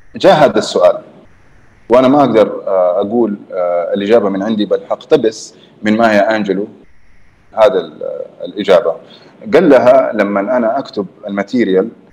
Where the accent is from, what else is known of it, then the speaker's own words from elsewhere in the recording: Jeddah, Makkah Province, Saudi Arabia; also born or lived in Canada; انا من جده